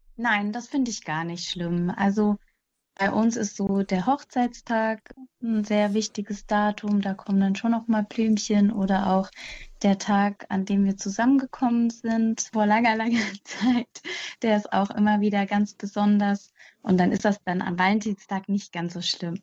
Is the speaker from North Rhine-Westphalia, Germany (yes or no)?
yes; Mettmann, North Rhine-Westphalia, Germany; now in Hüttenberg, Germany; ich komme eigentlich aus der Nähe von Düsseldorf, Mettmann